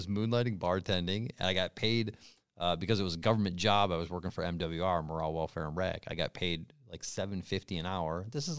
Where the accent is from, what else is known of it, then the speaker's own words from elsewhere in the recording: New York, United States; I'm from New York.